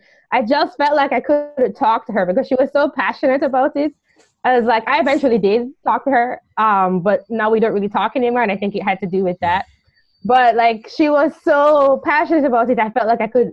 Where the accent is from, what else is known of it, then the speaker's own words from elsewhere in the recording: Jamaica; I'm from Jamaica, I'm probably going to think like another Jamaican